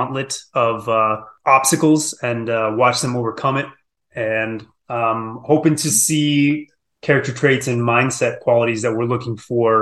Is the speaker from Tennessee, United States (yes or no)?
no; Colorado, United States; moved away as an adult; also born or lived in South Florida / California; I was born and raised in Colorado and moved away